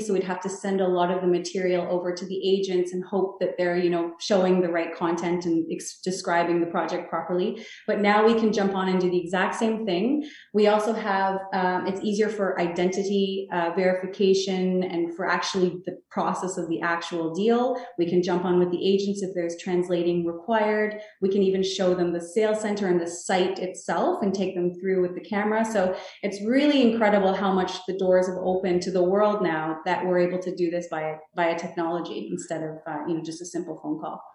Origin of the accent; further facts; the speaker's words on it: Toronto, Ontario, Canada; I, grew up in Toronto, I was born in Toronto